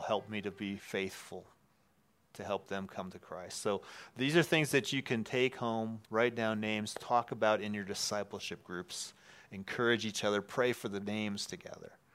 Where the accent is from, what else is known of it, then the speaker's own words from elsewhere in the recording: Wisconsin, United States; moved away; we're both from Wisconsin